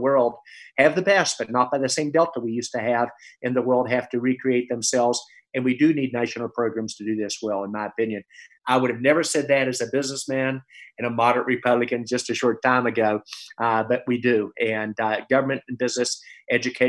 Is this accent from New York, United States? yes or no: no; West Virginia, United States; moved away; my home state, West Virginia